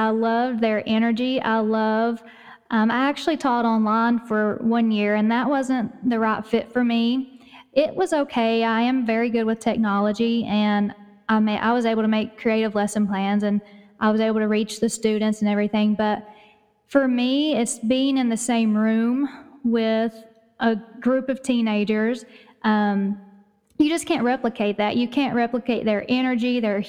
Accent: East Tennessee, United States; accent: East Tennessee; you can probably tell by my accent that I live in Tennessee, in East Tennessee, in the mountains

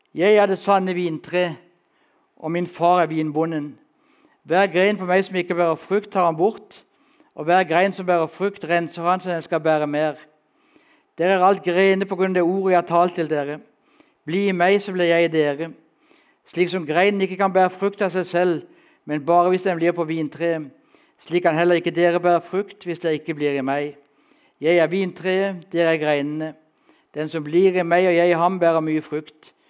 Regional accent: Kristiansand, Agder, Norway; Født og oppvokst i Kristiansand

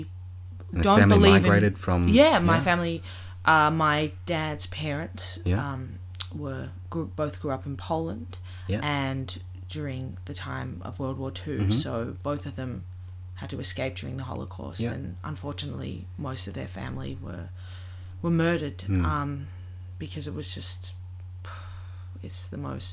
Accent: Melbourne, Victoria, Australia; so I grew up in Melbourne.

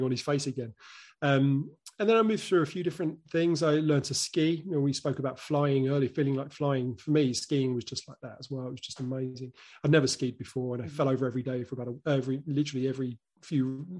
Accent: United Kingdom; as a Brit

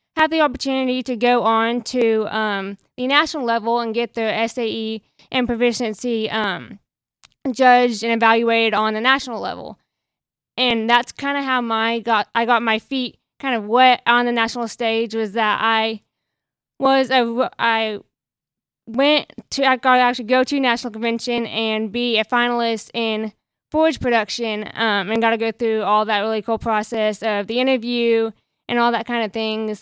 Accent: Lomega, Oklahoma, United States; I'm from Omega F F A, um, small town, you know, over there by Cambridgeshire, not a very big school.

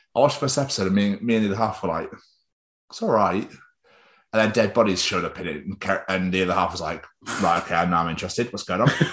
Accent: England, United Kingdom; accent: English; also born or lived in Scotland

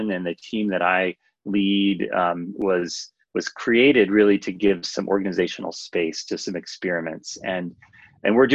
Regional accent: California coast, United States; now in Minnesota, United States; so I've lived in Minnesota for 15 years, but I grew up on the California coast where the weather's a little milder

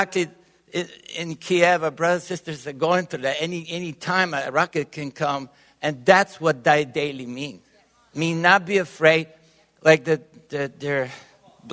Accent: Bulgaria; English is a second language; also born or lived in Tyler, Texas; now in Texas, United States; I was born in Bulgaria. And raised within the communist countries

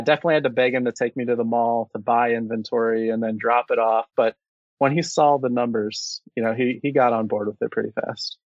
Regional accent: Cincinnati, Ohio, United States; born and raised in Cincinnati my whole life

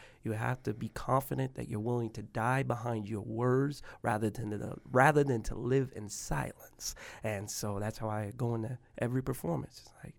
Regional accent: Spokane, Washington, United States; born there; also born or lived in Tacoma, United States / Mobile, United States; So I was born to a mother who was 16 years old, and I was born at home in a tub. From my understanding, it was here in Spokane, and then I moved from here to Tacoma, and from Tacoma to Mobile, Alabama

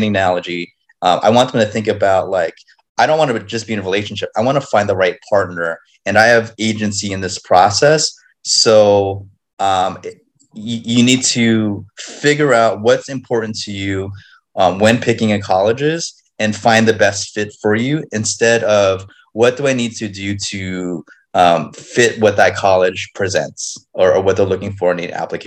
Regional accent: Los Angeles, California, United States; I was born and raised in Los Angeles

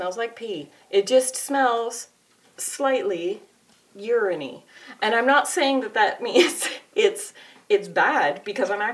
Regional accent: Canada; I'm Canadian

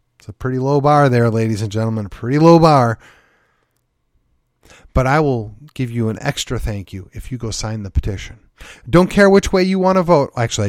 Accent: Midwest, United States; I'm a transplant. I came from the Midwest. Most all of my family stock is Midwestern.

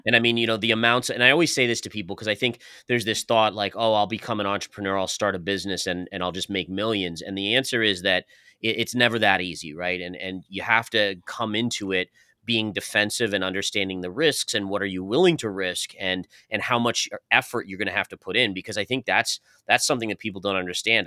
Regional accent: New York, United States; moved away as an adult; now in Tampa, United States; originally we're, we're all from New York

